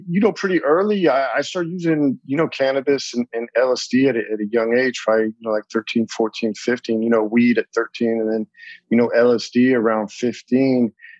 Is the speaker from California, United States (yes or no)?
yes; California, United States; So I grew up, you know, born and raised in Southern California, except for my time overseas.